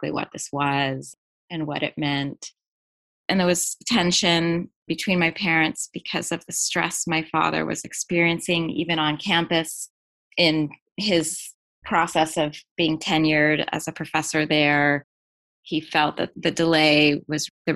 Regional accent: La Jolla, California, United States; also born or lived in New York City; I was born in New York City, and yes, my family moved to La Jolla, California when I was one

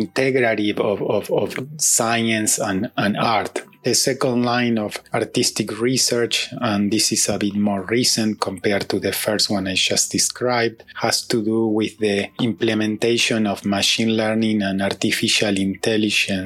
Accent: Uruguay; moved away as an adult; now in New Jersey, United States; I am originally from Uruguay, although I have been living in New Jersey, United States, since 2006.

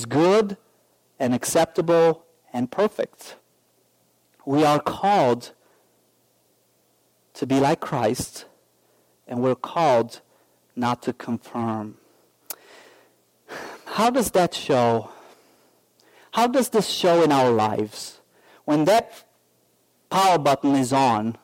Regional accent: Romania; now in United States; I'm from Romania.

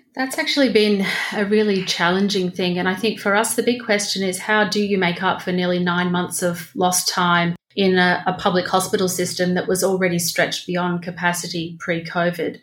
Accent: Victoria, Australia; my state, Victoria

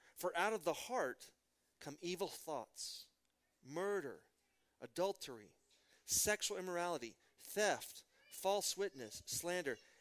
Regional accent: Midland, Texas, United States; I'm from Midland, Texas, home of George W. Bush.

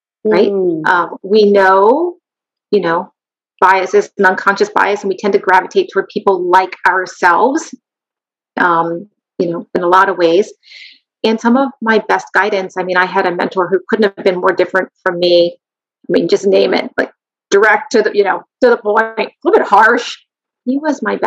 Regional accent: Kennett Square, Pennsylvania, United States; We live in a community that's my hometown is Kennett Square

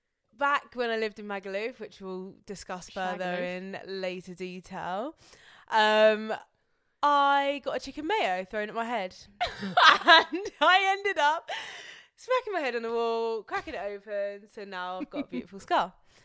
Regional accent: Bristol, South West England, United Kingdom; Yeah, I'm actually from Bristol.

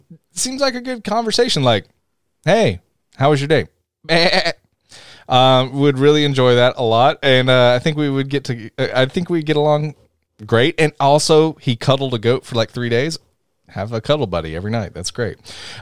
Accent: the South, United States; I'm from the South. I should know that.

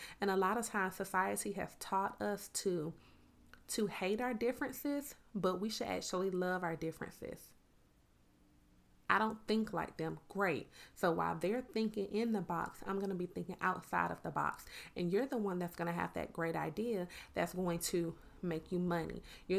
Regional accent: Miami, Florida, United States; now in Georgia, United States; it's so funny because I'm originally from Miami, Florida. When I would go home to my family in Miami, it's like, you talk country. But when I would come back to Georgia, it's like, you talk a little different.

